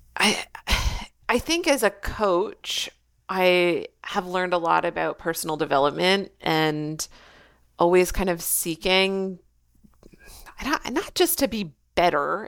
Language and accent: English; Canada; first language English; also born or lived in Australia / Quebec; now in Wakefield, Canada; I am still Canadian